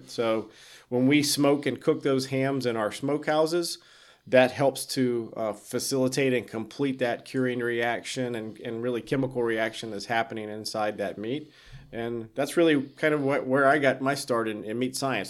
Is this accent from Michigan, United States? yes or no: no; South Carolina, United States; moved away; I grew up in South Carolina